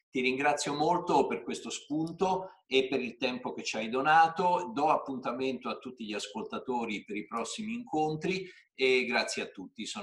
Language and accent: Italian; Rome, Lazio, Italy; sono cresciuto a Roma, sono stato giovane negli anni che poi Trevi descrive